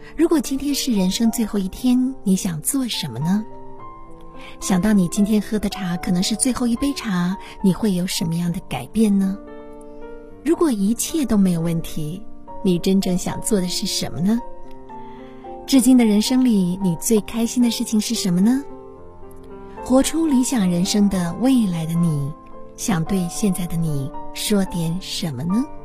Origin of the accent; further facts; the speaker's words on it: China; 我们中国人